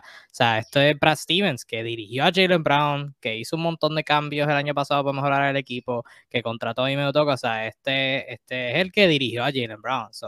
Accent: Puerto Rico; yo soy de Puerto Rico y estoy en Puerto Rico

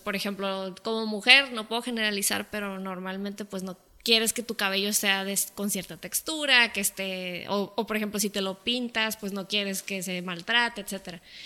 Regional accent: Mexico; nosotros como cultura mexicana

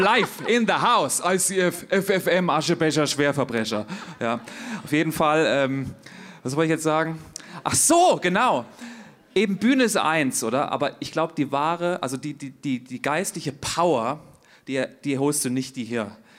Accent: Hesse, Germany; moved away as an adult; now in Zurich, Switzerland; ich bin ja in Hesse geboren, bin ja hier so ein hessischer äh, ja, Typ halt

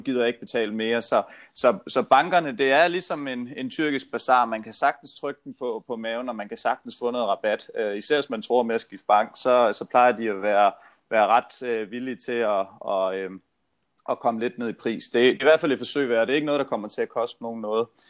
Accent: Funen, Southern Denmark, Denmark; moved away; jeg er jo Fynbo

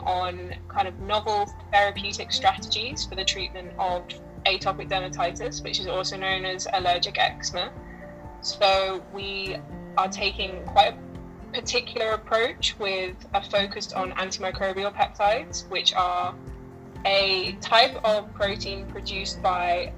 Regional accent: Cambridge, East of England, United Kingdom; So I grew up in Cambridge. That's my like family home.

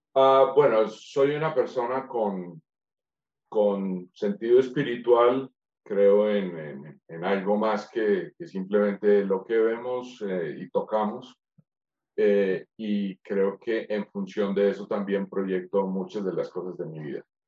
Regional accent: Manizales, Caldas, Colombia; Soy colombiano, manizaleño.

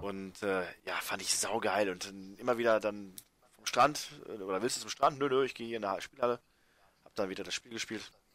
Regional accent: Germany

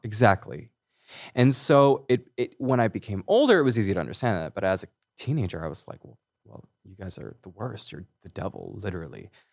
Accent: Hemet, California, United States; also born or lived in Chino Hills, California / Los Angeles, California; I grew up in Riverside County. I grew up in Menifee, Hemet area

